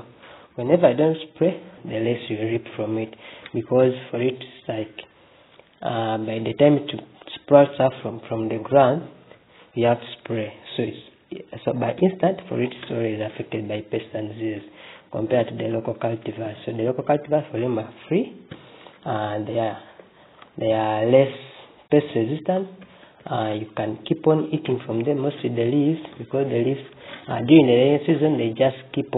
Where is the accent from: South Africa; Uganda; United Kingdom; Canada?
Uganda; I'm from Uganda